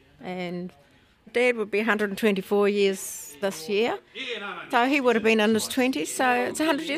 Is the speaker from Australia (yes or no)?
no; Port Levy, Canterbury, New Zealand; also born or lived in Christchurch; I was brought up on a farm in Port Levy. My dad bought the farm in 1936, and he never got married to his 50s, so he was quite old when I was born. And so I was brought up in Port Levy